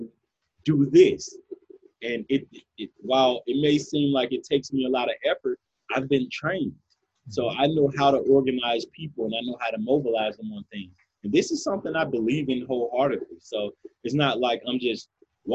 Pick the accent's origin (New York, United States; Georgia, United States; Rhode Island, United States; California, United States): Georgia, United States; Atlanta; I grew up in Zone 3. Zone 3, here's the thing. In Atlanta, growing up